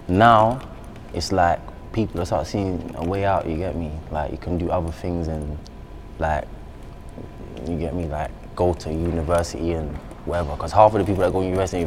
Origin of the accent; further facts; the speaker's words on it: London, United Kingdom; I'm from South, innit? So I'm from Catford. I'm from South East, innit?